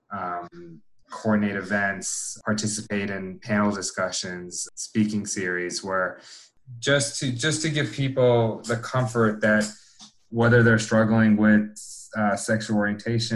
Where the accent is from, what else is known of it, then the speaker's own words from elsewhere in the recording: Miami, Florida, United States; moved away as an adult; also born or lived in Atlanta / St. Louis / Chicago; I was born and raised in Miami. I grew up there.